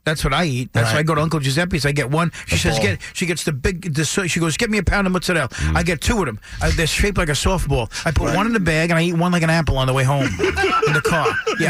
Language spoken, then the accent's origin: English; Bay Shore, New York, United States; I grew up in Bayshore.